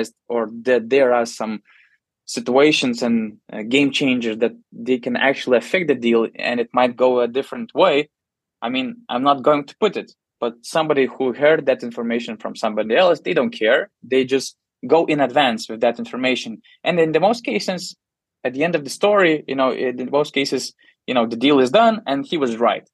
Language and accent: English; Panevėžys, Panevėžys County, Lithuania; I'm from Panevėžys, so my team is Lietkabelis